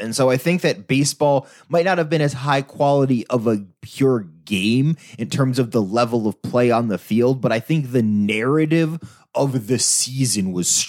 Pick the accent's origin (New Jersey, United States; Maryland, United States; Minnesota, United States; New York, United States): New York, United States; And so when, especially as a New Yorker, you've only ever heard the New York version of baseball.